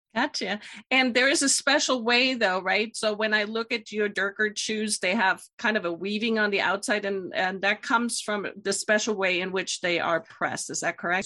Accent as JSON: {"language": "English", "country": "Germany", "moved": "yes", "said": "I'm from Germany originally"}